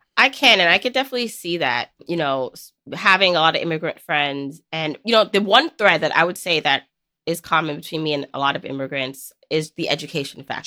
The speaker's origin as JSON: {"language": "English", "town": "New York City", "region": "New York", "country": "United States", "tie": "born or raised there", "said": "growing up in New York City."}